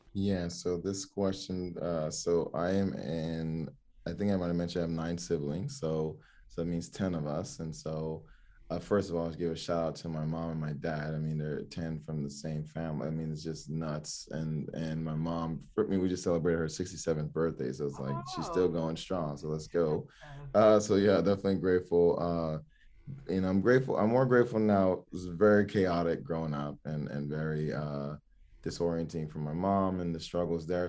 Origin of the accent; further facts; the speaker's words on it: Miami, Florida, United States; also born or lived in Oregon; I grew up in Miami, Florida